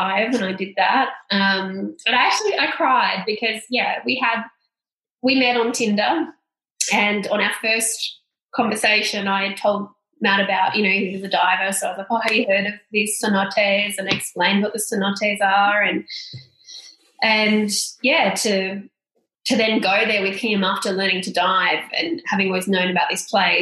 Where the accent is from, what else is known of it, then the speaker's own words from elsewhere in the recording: Australia; we are from Australia. Like, do you understand we're from Australia